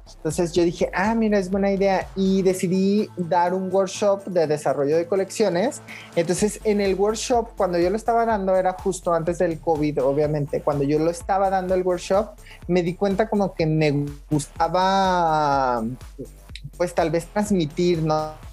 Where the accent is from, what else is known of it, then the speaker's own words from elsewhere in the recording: Zacualco de Torres, Jalisco, Mexico; moved away; yo vengo de un pueblo cerca de Guadalajara que se llama Zacualco de Torres. Es un pueblito chiquitito, este, pues como a una hora de Guadalajara y aproximadamente en, pues en, mi pueblo, en, el lugar donde vivía